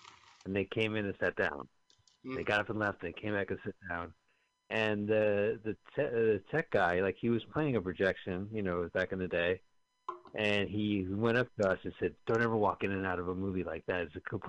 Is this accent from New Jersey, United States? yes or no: yes; Montclair, New Jersey, United States; we're from Montclair, New Jersey, both